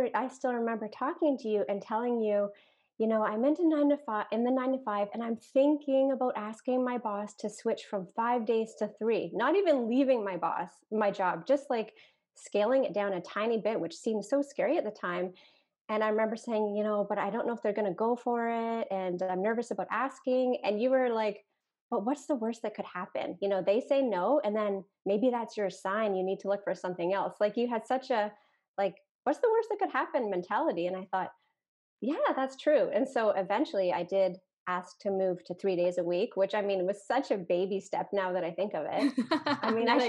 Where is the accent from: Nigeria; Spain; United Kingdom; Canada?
Canada; I'm a Canadian